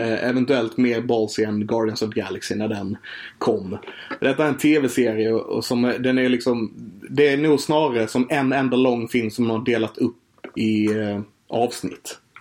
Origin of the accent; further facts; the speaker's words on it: Sweden; vi som svenskar